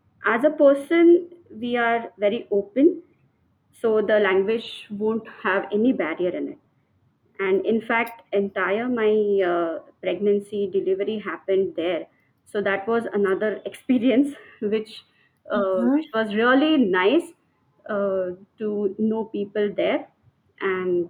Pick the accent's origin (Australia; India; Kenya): India; Pune, Maharashtra; English is a second language; moved away as an adult; now in Delhi, India; I'm basically from Pune, Maharashtra, and born and brought up in Maharashtrian family. Till my master's degree, I was living in Pune.